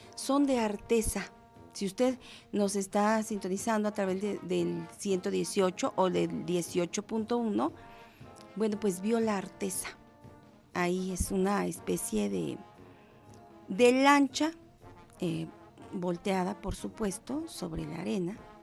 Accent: Mexico; como mexicanos

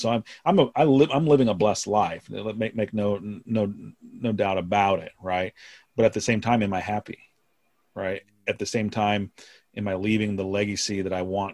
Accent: Oregon, United States; I'm from Oregon

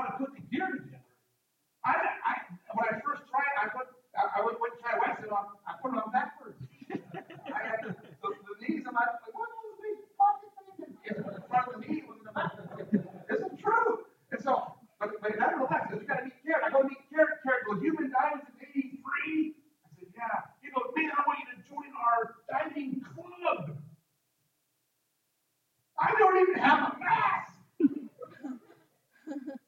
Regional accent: United States; moved away as an adult; also born or lived in Estonia; I'm an American

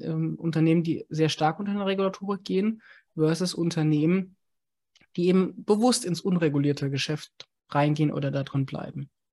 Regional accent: Germany; als Deutsche

